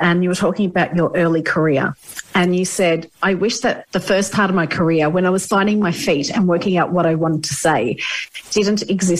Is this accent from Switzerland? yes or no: no; Australia; now in Ireland; As an Australian living in Ireland, a lot of what I say gets muddled up.